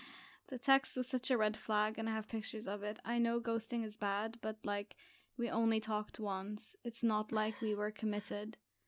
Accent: Catalonia, Spain; English is a second language; As a curious fact, I am from Catalonia, and here, instead of St. Valentine, we celebrate St. Jordi, which is on April 23rd.

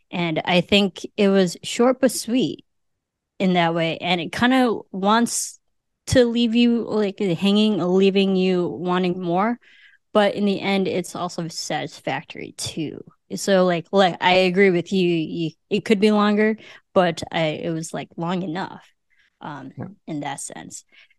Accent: United States; also born or lived in Philippines; I am Filipino, but I'm basically American through and through, and I've never, other than being born there, I've never been there.

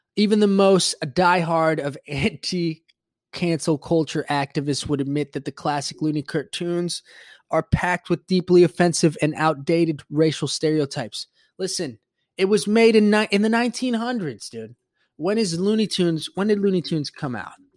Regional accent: Puerto Rico; moved away; also born or lived in Florida; growing up Hispanic and growing up in Puerto Rico, when I moved to Florida

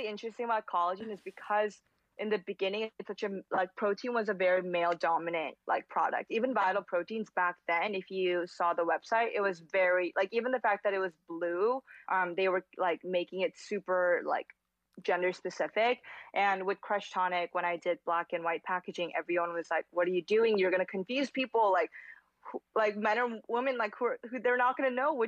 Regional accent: South Korea; moved away; being a girl growing up in Korea

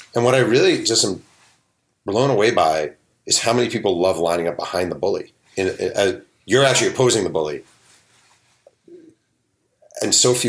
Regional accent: New York, United States; I'm a New York Jew.

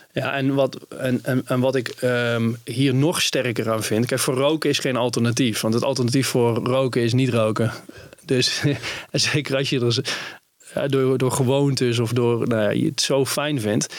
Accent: Netherlands; ik als Nederlander

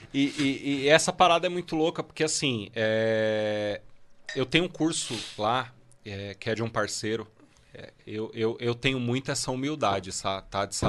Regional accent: Guarulhos, São Paulo, Brazil; eu nasci em Guarulhos

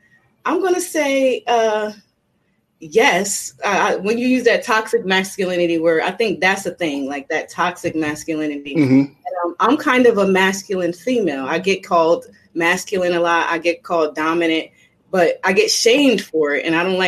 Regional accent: New Jersey, United States; I'm just a tough girl. I'm from Jersey

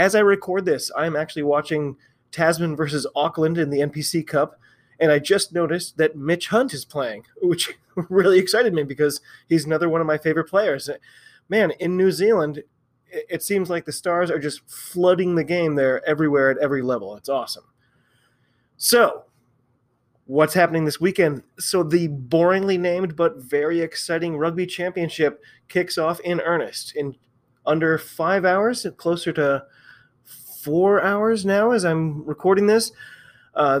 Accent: United States; I'm an American rugby fan

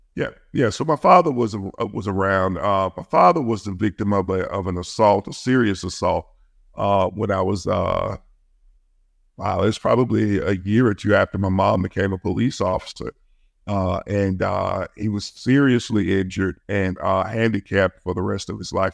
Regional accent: Birmingham, Alabama, United States; I grew up in Birmingham. I grew up in one of the roughest parts of Birmingham.

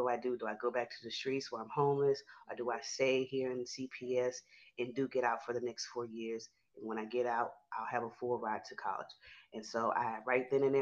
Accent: Houston, Texas, United States; I'm from Houston, Texas.

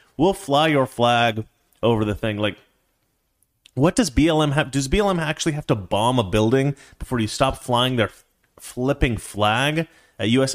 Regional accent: Portland, Oregon, United States; that's where I'm from. I'm from Oregon

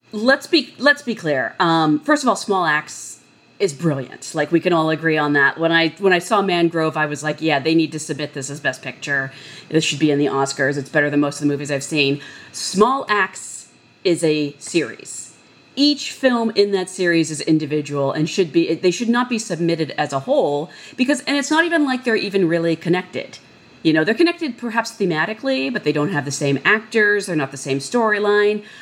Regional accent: Hawaii, United States; I'm the Hawaiian here

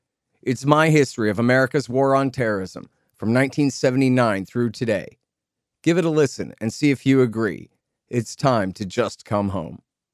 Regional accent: Austin, Texas, United States; I'm living in Austin, Texas right now. It's my hometown. I'm from here.

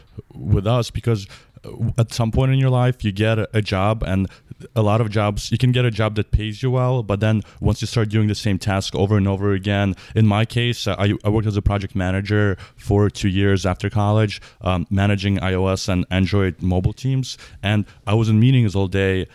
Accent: New York, United States; I grew up in New York, where a lot of my friends' parents were in finance.

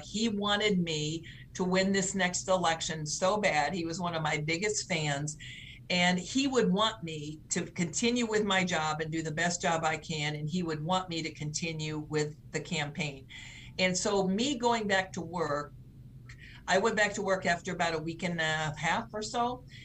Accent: St. Louis, Missouri, United States; now in Nebraska, United States; I was born and raised in the St. Louis area

